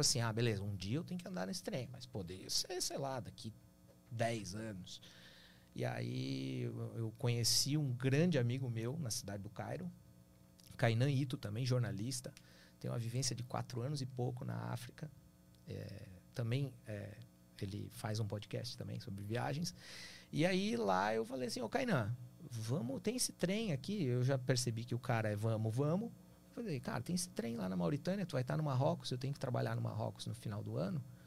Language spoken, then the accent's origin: Portuguese; Brazil; eu sou brasileiro